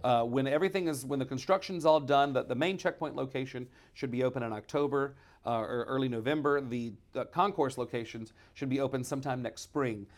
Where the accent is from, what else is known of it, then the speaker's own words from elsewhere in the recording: Shreveport, Louisiana, United States; I'm from here in Shreveport.